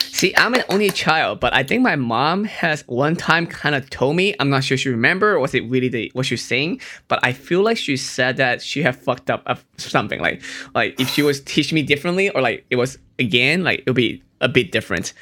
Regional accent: Hong Kong; I was born in Hong Kong

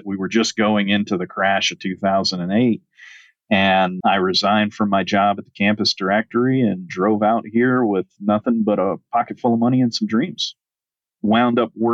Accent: rural Southern Virginia, United States; now in Arizona, United States; I was actually born and raised on a 140-acre family

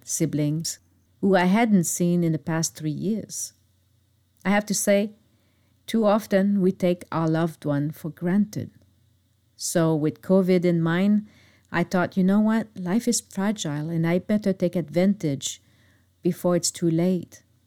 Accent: Montreal suburb, Quebec, Canada; moved away; my hometown, which is located in the Montreal suburb

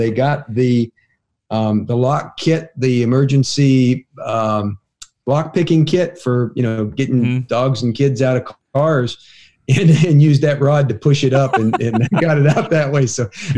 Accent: Ohio, United States; moved away; I grew up on Pepsi.

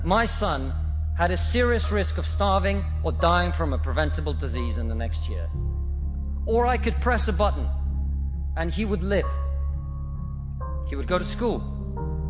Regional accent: Russia; now in United Kingdom; I come from Russia, which is not a poor country.

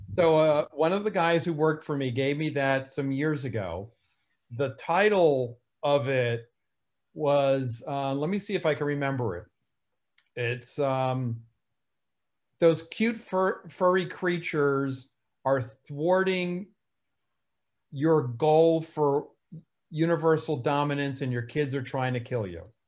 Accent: New Jersey, United States; accent: New Jersey; My New Jersey accent

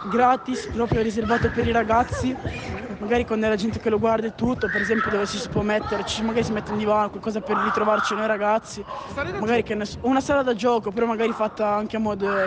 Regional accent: Mirafiori Sud, Piedmont, Italy; vengo da zona Mirafiori Sud e faccio lotta greco-romana.

